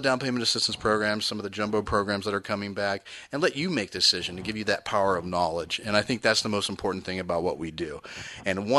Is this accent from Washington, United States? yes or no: no; the Bay Area, California, United States; I grew up in the Bay Area